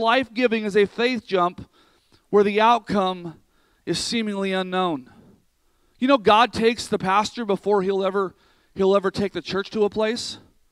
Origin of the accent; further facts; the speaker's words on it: near Sacramento, California, United States; also born or lived in Vacaville, California; past Sacramento from where my hometown was